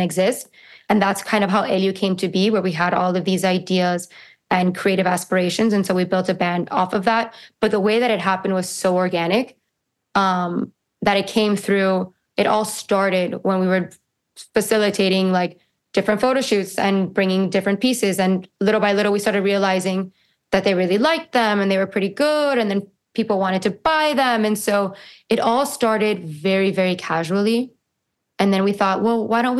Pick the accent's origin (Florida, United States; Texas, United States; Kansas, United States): Florida, United States; Key Biscayne; we grew up in Key Biscayne